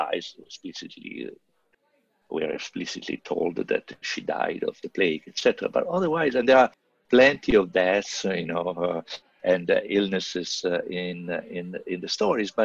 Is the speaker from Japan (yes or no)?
no; Italy; moved away as an adult; I grew up in Italy and I went to high school there and college later